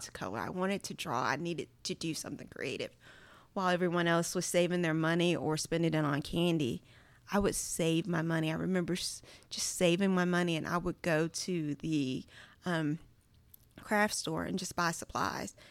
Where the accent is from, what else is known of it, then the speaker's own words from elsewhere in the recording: Charles City County, Virginia, United States; moved away as an adult; now in Mississippi, United States; I am from Charles City County, Virginia. Now, if it's a city county in the actual name, that should tell you how small it is